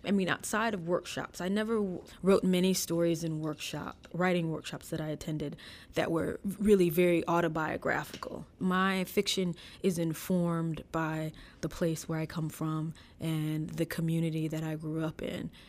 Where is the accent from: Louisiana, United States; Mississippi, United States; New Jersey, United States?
Mississippi, United States; DeLisle; moved away as an adult; I live in my hometown now, I decided to move back